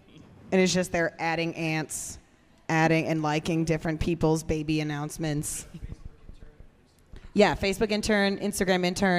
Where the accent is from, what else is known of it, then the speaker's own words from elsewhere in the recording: Overland Park, Kansas, United States; Born and raised in Kansas City.